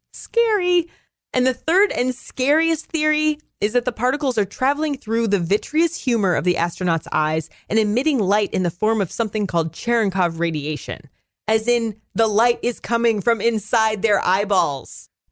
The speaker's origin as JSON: {"language": "English", "region": "Pacific Northwest", "country": "United States", "moved": "yes", "said": "I come from the Pacific Northwest, it rains fifty percent of the time there"}